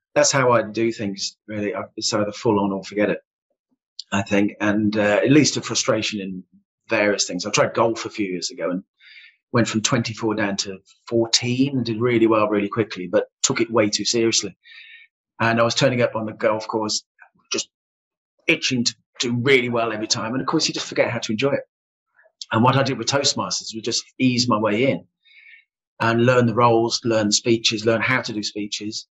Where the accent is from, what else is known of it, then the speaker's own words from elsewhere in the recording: Solihull, West Midlands, United Kingdom; I am also a Silhillian. Yeah, um, if you're born and bred in Solihull, you are a Silhillian.